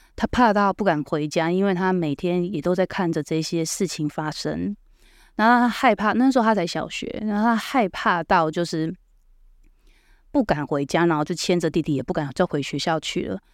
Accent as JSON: {"language": "Chinese", "town": "Hualien", "region": "Hualien County", "country": "Taiwan", "tie": "born or raised there", "said": "我是花莲人嘛"}